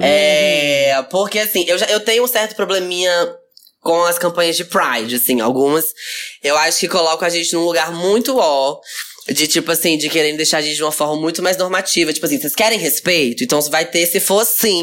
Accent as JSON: {"language": "Portuguese", "town": "Teófilo Otoni", "region": "Minas Gerais", "country": "Brazil", "said": "Eu sou de Teoflotone, interior"}